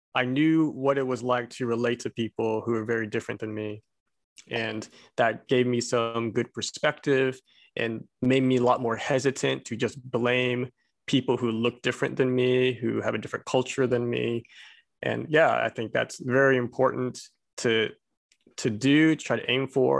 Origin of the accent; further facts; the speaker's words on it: Abilene, Texas, United States; moved away; I'm Korean, but I grew up in little old Abilene, Texas